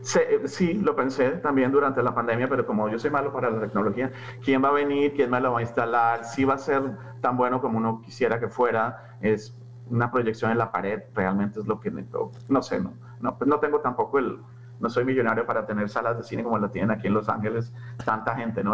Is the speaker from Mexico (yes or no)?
no; Colombia; en Colombia hablamos el mejor español